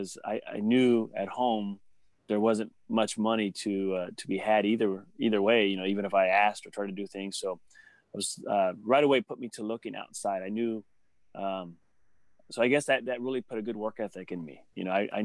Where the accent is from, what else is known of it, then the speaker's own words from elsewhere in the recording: Sacramento, California, United States; born and raised in Sacramento, South Sacramento